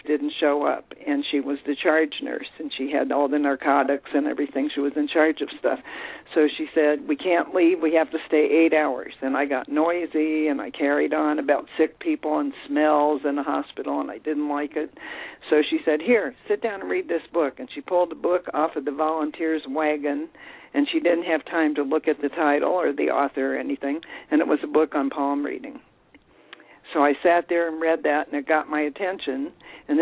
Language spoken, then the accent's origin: English; Dayton, Ohio, United States; now in Colorado, United States; I was born in Dayton, Ohio